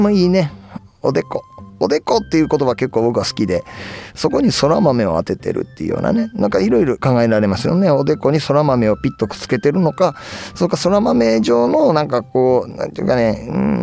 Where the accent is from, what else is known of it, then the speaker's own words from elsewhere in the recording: Nara, Japan; 僕の地元奈良県